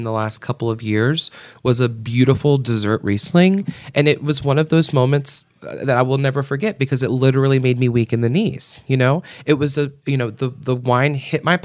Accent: Portsmouth, Virginia, United States; moved away as an adult; also born or lived in Williamsburg, Virginia; now in Richmond, United States; I grew up in Hampton Roads area

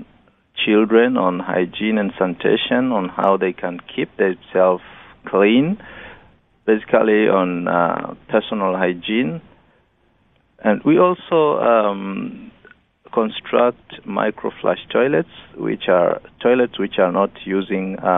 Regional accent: Rorya district, Mara, Tanzania; where I'm coming from Rorya district, and Rorya is found in the northern part of Tanzania

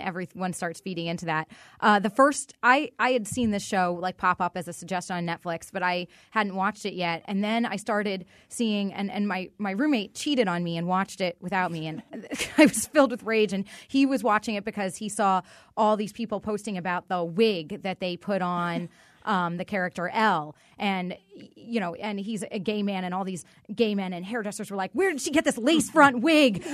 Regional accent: Boston, Massachusetts, United States; also born or lived in Newton, Massachusetts; now in Connecticut, United States; I grew up in Boston

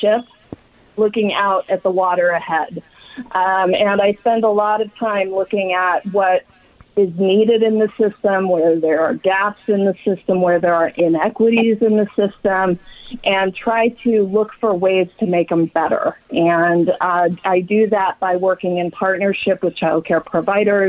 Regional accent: Los Angeles, California, United States; now in Sacramento, United States; I grew up in Los Angeles. And I currently live in Sacramento

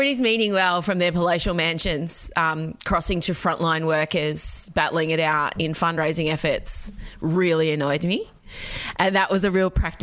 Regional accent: Australia; as an immigrant's daughter, I bristle at being called an Aussie because Australia Day was really awful for me for most of my primary school experience

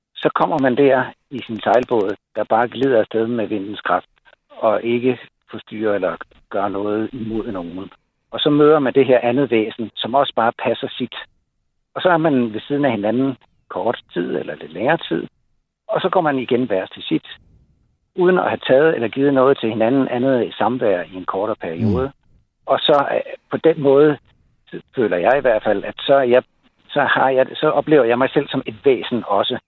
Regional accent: Holbæk, Zealand, Denmark; Holbæk Fjord, hvor jeg kommer fra

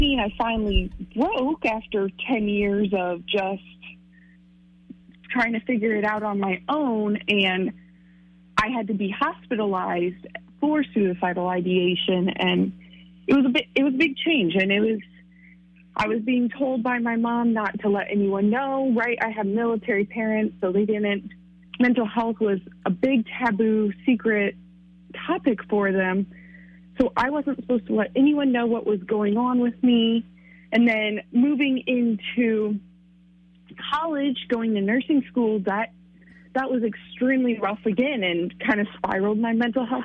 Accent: Quincy, Illinois, United States; also born or lived in New York; now in Chatham, United States; I was actually born in New York, raised in Quincy, moved to Chatham, Illinois

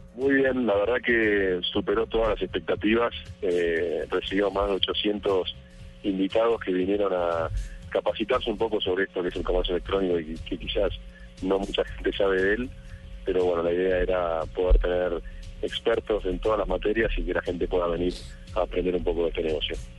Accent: Argentina; moved away as an adult; now in Colombia

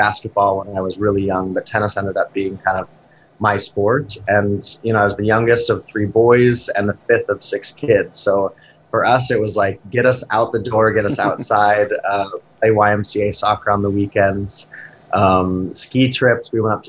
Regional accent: Helena, Montana, United States; moved away as an adult; now in New York City, United States; And my mom grew up on the High Line in Glasgow. Her family were ranchers, the Etchart family. I'm one of six kids, so we born and raised in Helena.

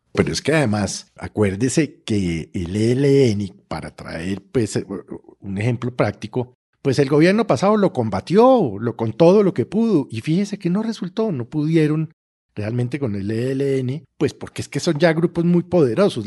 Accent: Colombia; como colombiano

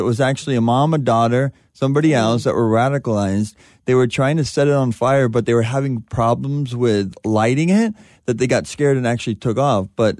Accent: California, United States; I mean, growing up in Southern California, you got to drive on these freeways all the time.

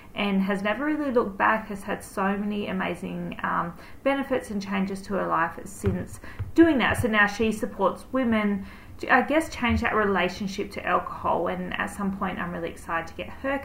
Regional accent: Albany, Western Australia, Australia; I grew up down south in Albany

